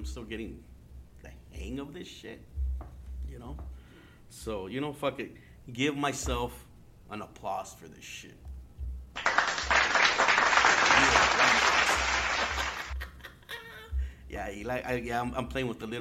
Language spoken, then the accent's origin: English; Yuma, Arizona, United States; also born or lived in San Luis Río Colorado, Sonora, Mexico; now in Phoenix, United States; I grew up in Yuma, you know. I grew up in Yuma, Arizona